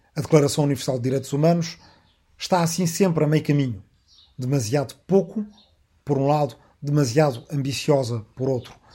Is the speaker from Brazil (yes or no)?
no; Arrifana, Portugal; aqui na minha aldeia de Arrifana, onde agora, depois de muitas voltas, voltei a gravar